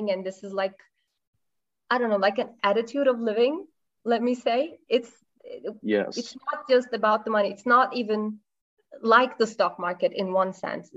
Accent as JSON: {"language": "English", "country": "Turkey", "said": "I am Turkish"}